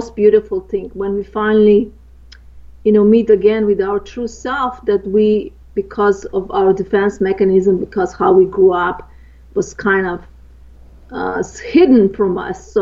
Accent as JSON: {"language": "English", "country": "Slovenia", "tie": "born or raised there", "moved": "yes", "said": "I grew up in Eastern Europe, in Yugoslavia, and the northern part is Slovenia, where I'm from"}